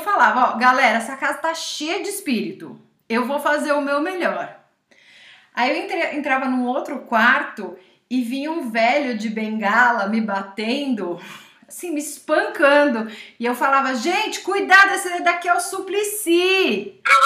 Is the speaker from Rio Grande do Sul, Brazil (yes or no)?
no; São Roque, São Paulo, Brazil; São Roque, que é a cidade onde eu cresci